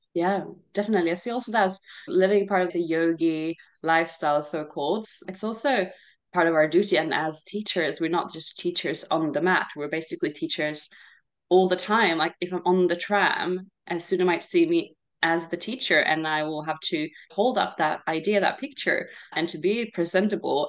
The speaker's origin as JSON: {"language": "English", "country": "Sweden", "tie": "born or raised there", "also_born_or_lived": "Australia", "moved": "as an adult", "said": "I grew up here mostly in Sweden when I was little."}